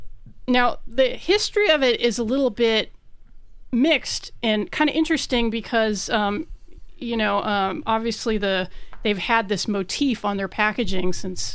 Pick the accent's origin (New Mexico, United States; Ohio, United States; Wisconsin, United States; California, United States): New Mexico, United States; born there; I was born in New Mexico